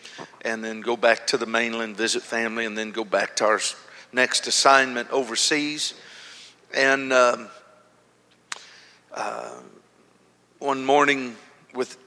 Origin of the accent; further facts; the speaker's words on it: Honolulu, Hawaii, United States; I am from Honolulu.